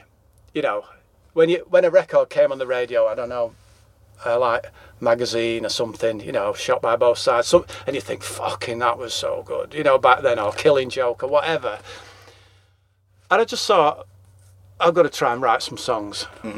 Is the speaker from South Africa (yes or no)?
no; England, United Kingdom; accent: English; But obviously, we're English. Yeah. And we sing in English accents about English things, really.